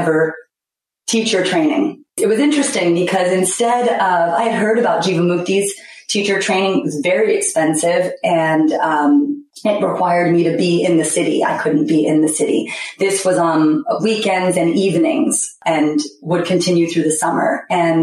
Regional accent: New York City, New York, United States; I was raised in Manhattan, so it's a wonderful cultural melting pot.

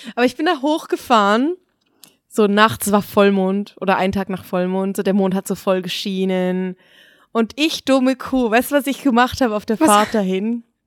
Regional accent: Basel, Basel-Stadt, Switzerland; wir kommen alle irgendwie aus Basel

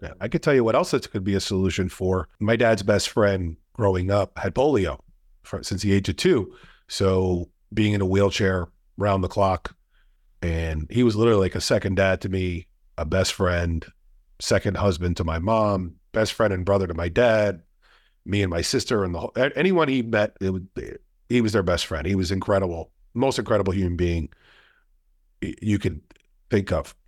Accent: New Jersey, United States; We're both from New Jersey. Both of our families are from New Jersey

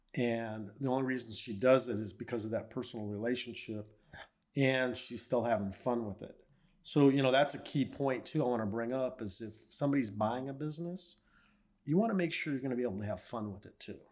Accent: La Mirada, California, United States; Grew up in Southern California, born and raised in La Mirada

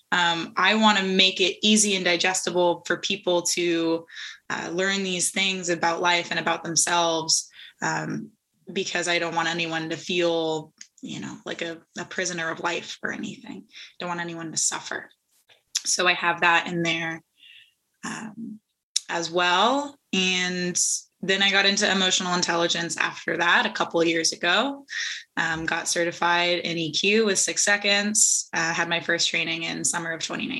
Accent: Santa Cruz Mountains, Northern California, United States; also born or lived in Los Angeles; I grew up in the Santa Cruz Mountains in Northern California.

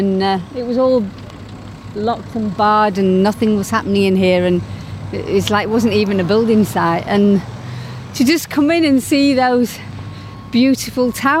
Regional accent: Leeds, Yorkshire and the Humber, United Kingdom; moved away; my childhood in the 50s, growing up in Leeds

